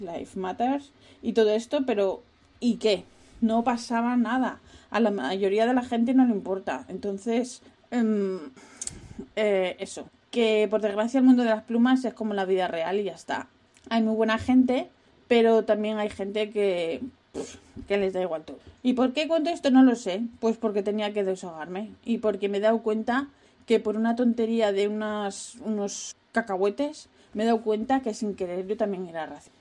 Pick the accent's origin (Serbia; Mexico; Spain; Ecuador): Spain; also born or lived in United States / France; now in Netherlands; ahora que estoy viviendo en Holanda, sí que noto racismo, pero de país pobre, porque vengo de España